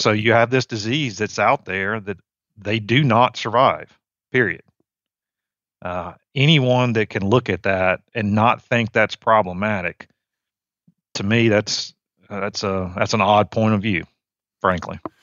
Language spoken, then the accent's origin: English; Virginia, United States; moved away as an adult; also born or lived in Mississippi; now in Georgia, United States; I grew up in Virginia. I was a, um, I was a suburban kid